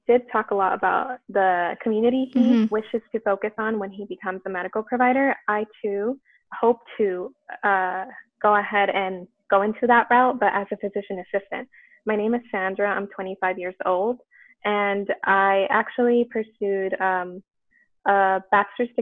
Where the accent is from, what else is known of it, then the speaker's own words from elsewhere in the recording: Los Angeles, California, United States; the community that I'm from because I'm from East